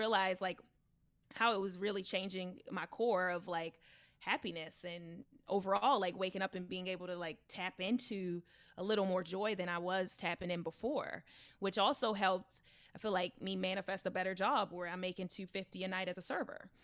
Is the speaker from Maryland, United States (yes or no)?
yes; Baltimore, Maryland, United States; accent: country urban; I was raised in Baltimore.